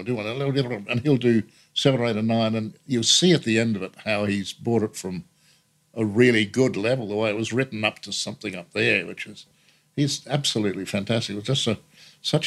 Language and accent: English; Renmark, South Australia, Australia; moved away; from my hometown